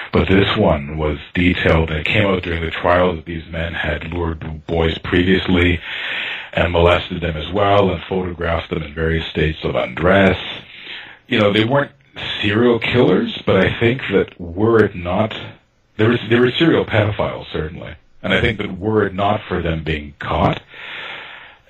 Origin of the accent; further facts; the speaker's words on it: Toronto, Ontario, Canada; I grew up in North Toronto, quite far from downtown